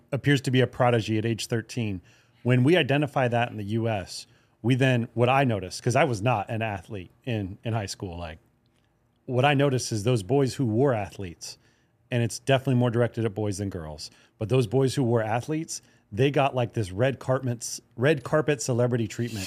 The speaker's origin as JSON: {"language": "English", "region": "Hawaii", "country": "United States", "tie": "born or raised there", "said": "I grew up in Hawaii"}